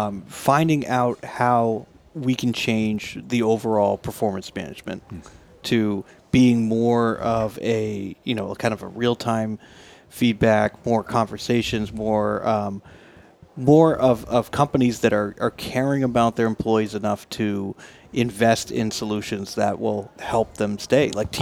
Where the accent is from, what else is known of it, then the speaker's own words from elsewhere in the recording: Boston, Massachusetts, United States; I'm from Boston.